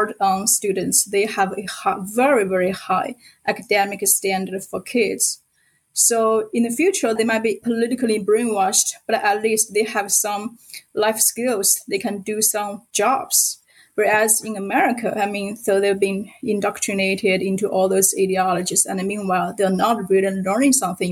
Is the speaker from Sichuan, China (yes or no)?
yes; Sichuan, China; first language Sichuan dialect; English is a second language; moved away as an adult; also born or lived in United States; my mother tongue is not a Mandarin. So because I'm from Sichuan province and we have our own dialect